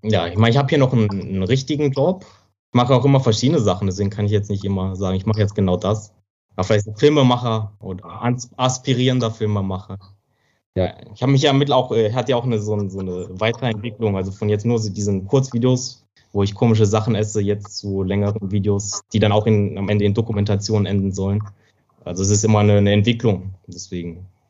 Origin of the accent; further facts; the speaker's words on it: Germany; accent: German accent; moved away as an adult; now in China; ist deutscher Akzent, also hat deutscher, deutsches Mandarin sozusagen